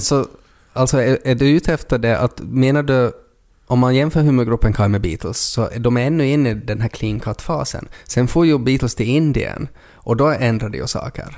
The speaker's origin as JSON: {"language": "Swedish", "region": "Ostrobothnia", "country": "Finland", "said": "Vi är också från Österbotten"}